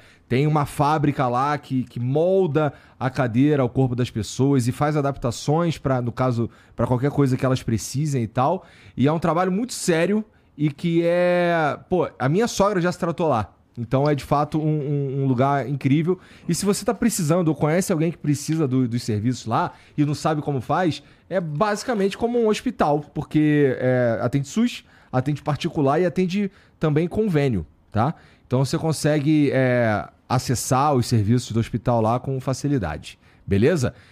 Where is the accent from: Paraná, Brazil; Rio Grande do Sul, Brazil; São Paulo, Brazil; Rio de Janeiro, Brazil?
Rio de Janeiro, Brazil; De onde eu vim, né? Lá no Rio, lá no Jaca e tal